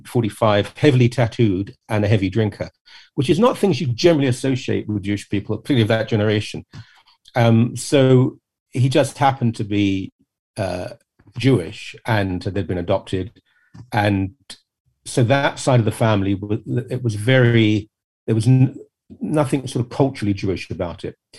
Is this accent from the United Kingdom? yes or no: yes; a London suburb, United Kingdom; I'm a Brit. I was raised in a quite ordinary sort of upper working class, lower middle class home in a London suburb.